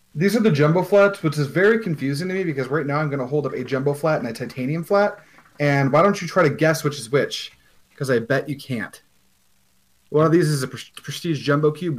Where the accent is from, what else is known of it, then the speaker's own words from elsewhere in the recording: United States; as an American